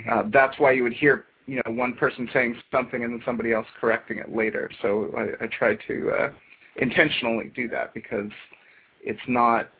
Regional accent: United States; growing up in America

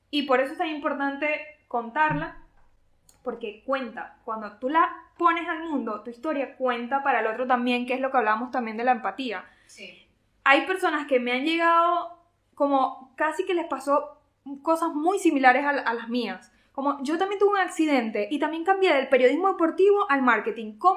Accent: Venezuela; nosotros sí somos de Venezuela y por eso estamos orgullosos

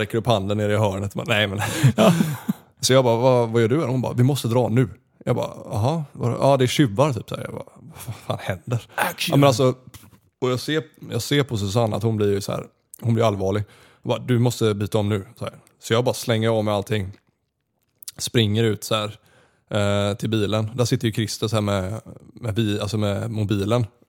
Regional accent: Gothenburg, Västra Götaland, Sweden; moved away as an adult; also born or lived in Austria / Canada; hemma i Göteborg när jag bodde hos morsan

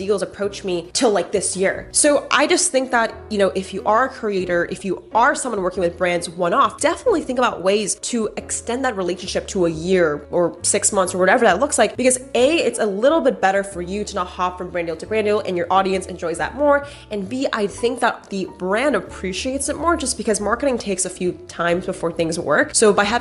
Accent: United States; I'm Asian American

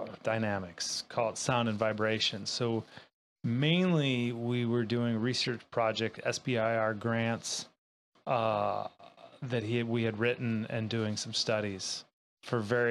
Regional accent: Minnesota, United States; moved away as an adult; also born or lived in Colorado; now in Hood River, United States; I grew up in Minnesota with a lot of water

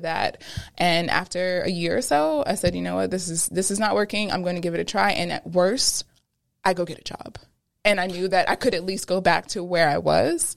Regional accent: Pennsylvania, United States; also born or lived in Brooklyn, New York; at nine is when we moved from Brooklyn to Pennsylvania

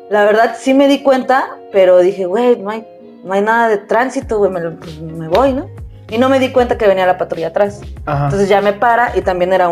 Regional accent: Mexico City, Mexico; Y le dije, no, de la Ciudad de México.

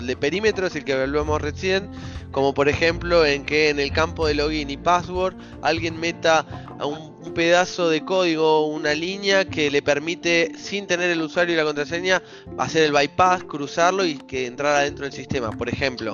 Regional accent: Ramos Mejía, Buenos Aires Province, Argentina; moved away; yo di vueltas por el mundo, pero soy de Ramos Mejía originalmente

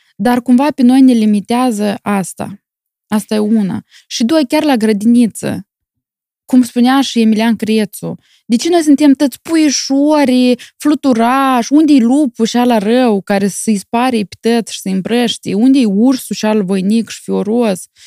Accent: Moldova; now in Milan, Italy; Eu sunt mândră că sunt moldoveancă

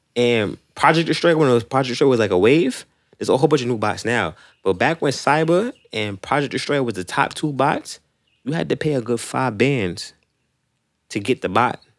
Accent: New York City, New York, United States; I'm from Rosedale

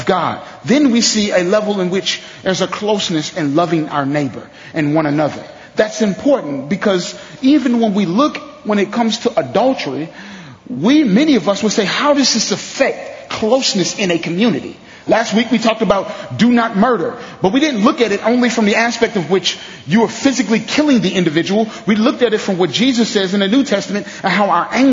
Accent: St. Louis, Missouri, United States; moved away; I'm from St. Louis.

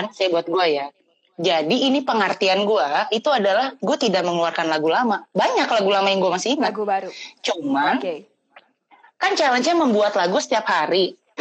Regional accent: Jakarta, Indonesia; now in Bandung, Indonesia; gue di Bandung sekarang staynya asli Jakarta

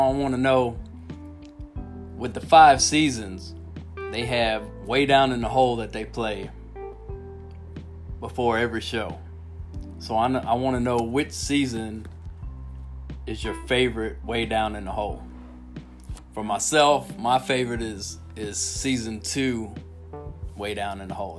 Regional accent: Miami, Florida, United States; moved away; I grew up in Miami, Al, and it was a single mom and food stamps, government cheese

